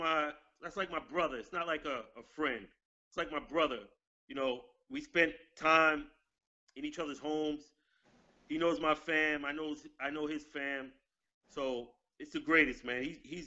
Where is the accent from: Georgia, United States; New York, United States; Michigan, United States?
New York, United States; New York City; Growing up in Brooklyn